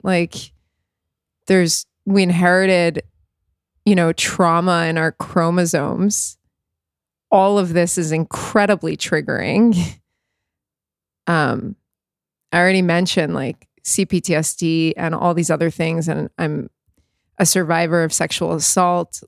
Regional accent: South Florida, United States; I grew up in South Florida

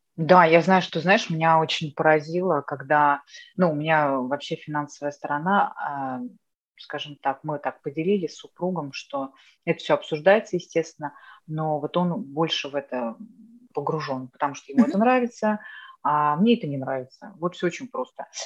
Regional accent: Moscow, Russia; first language Russian; moved away as an adult; now in Netherlands; я москвичка

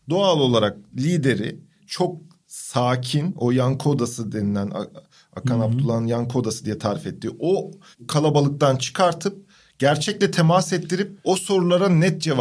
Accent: Crimea, Ukraine; Kırımlıyım ya. Ee, Ukrayna.

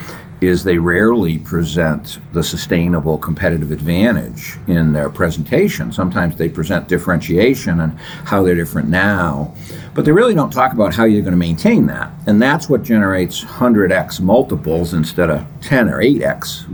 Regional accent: Massachusetts, United States; I grew up in Massachusetts

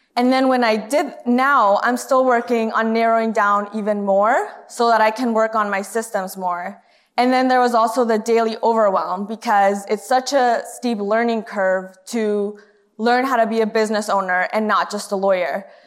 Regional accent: Canada; moved away as an adult; also born or lived in Honduras; now in United States; I moved to Canada when I was in grade four

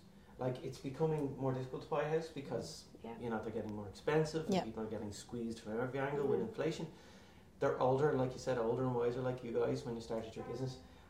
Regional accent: Celbridge, Leinster, Ireland; moved away as an adult; now in Wicklow, Ireland; I was born and raised in Kildare.

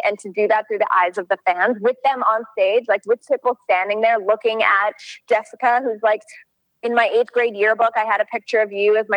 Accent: Canada; I grew up in Canada.

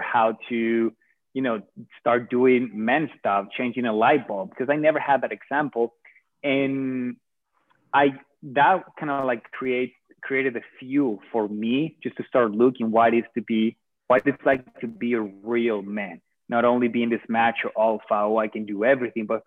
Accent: Venezuela; moved away as an adult; now in United States; I am from Venezuela.

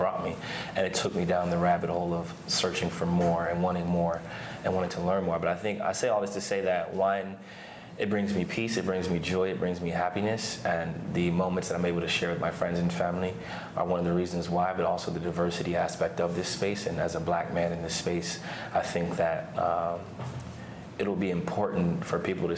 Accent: Canton, Ohio, United States; moved away as an adult; also born or lived in Lehigh University, Pennsylvania; now in Oregon, United States; I grew up in Canton, Ohio.

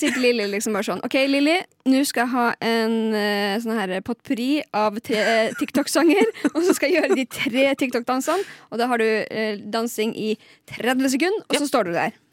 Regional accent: Lakselv, Finnmark, Norway; moved away; jeg har vært hjemme i Lakseelv

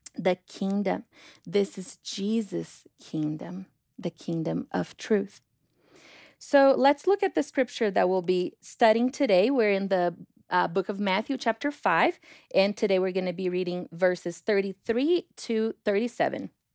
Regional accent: Brazil; moved away; I'm from Brazil

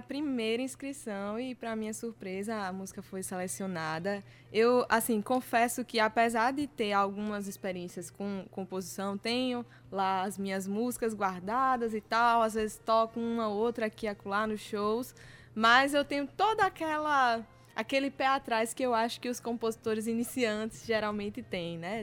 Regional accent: Rio Grande do Norte, Brazil; minha terra, hum, lá do Rio Grande do Norte

